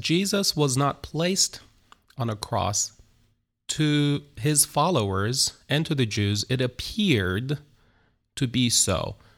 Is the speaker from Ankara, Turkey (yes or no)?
no; Istanbul, Turkey; moved away as an adult; now in Izmir, Turkey; I was born in Istanbul, Turkey. Uh, I'm, uh, uh, originally from Istanbul.